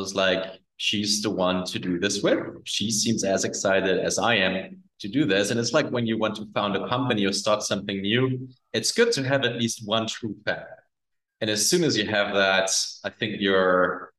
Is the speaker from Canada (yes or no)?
no; Germany; also born or lived in Mexico City, Mexico / United States; now in Roatan, Honduras; Originally, I'm from Germany.